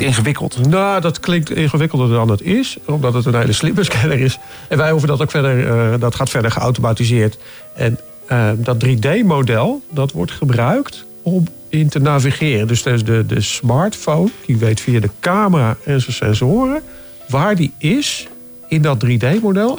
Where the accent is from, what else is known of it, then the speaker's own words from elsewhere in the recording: Driebergen, Utrecht, Netherlands; ik kom uit Driebergen